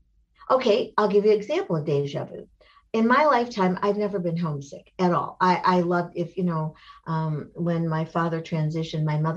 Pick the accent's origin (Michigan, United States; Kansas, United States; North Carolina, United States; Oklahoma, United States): Michigan, United States; I grew up in Michigan